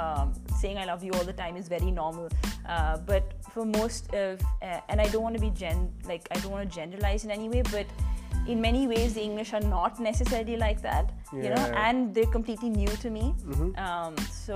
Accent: Punjab, India; And I feel like in my very core, I am very Indian, very desi.

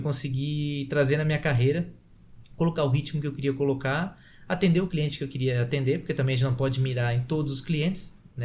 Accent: Florianópolis, Santa Catarina, Brazil; nós que somos aqui de Floripa

